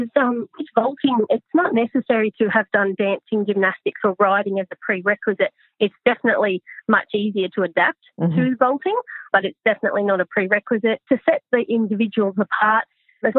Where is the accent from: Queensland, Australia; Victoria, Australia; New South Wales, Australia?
New South Wales, Australia; Newcastle; I'm from Newcastle originally